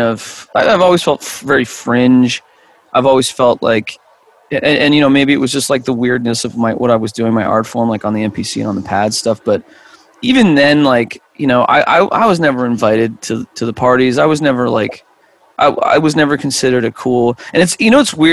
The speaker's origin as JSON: {"language": "English", "country": "Canada"}